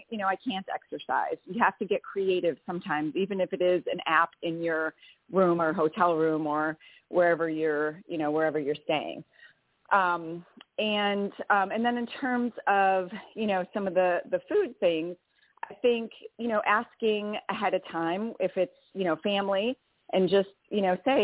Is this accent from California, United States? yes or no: no; Wisconsin, United States; accent: Wisconsin; moved away; I'm from Wisconsin